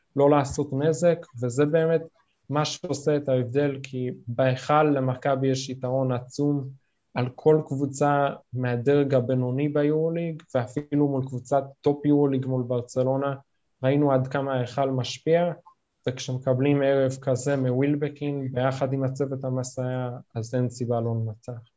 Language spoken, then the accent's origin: Hebrew; New York, United States; now in Israel; נולדתי בארצות הברית, בניו יורק, עלינו לארץ כמובן